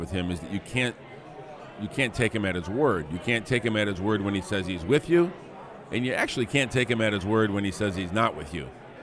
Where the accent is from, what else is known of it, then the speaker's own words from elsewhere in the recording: Flint, Michigan, United States; my hometown of Flint